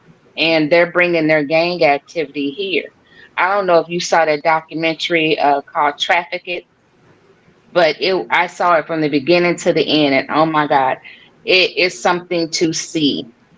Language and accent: English; St. Louis, Missouri, United States; I say I'm from St. Louis